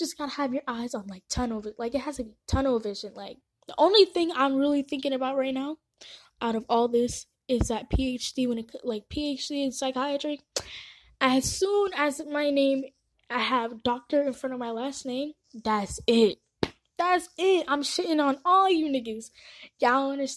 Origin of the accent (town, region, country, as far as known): San Antonio, Texas, United States; born or raised there; also born or lived in Nairobi, Kenya